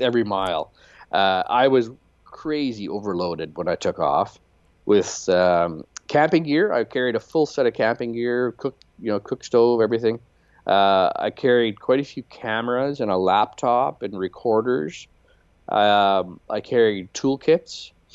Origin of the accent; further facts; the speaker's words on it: Canadian Prairies, Canada; moved away as an adult; also born or lived in Chicago; growing up Mennonite on a turkey farm in, in the Canadian prairies